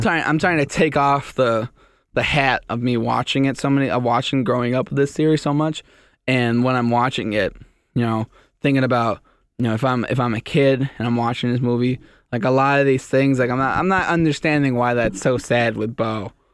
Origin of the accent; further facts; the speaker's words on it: Canada; I'm Canadian